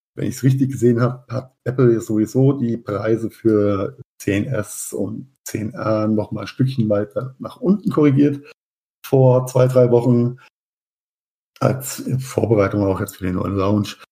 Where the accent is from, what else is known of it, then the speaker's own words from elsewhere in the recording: Mainz, Rhineland-Palatinate, Germany; in meiner Heimatstadt Mainz